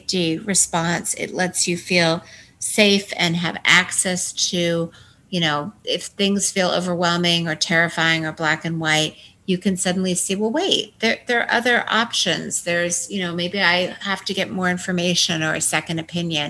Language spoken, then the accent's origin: English; Washington, United States; moved away as an adult; also born or lived in Manhattan; I grew up in Washington State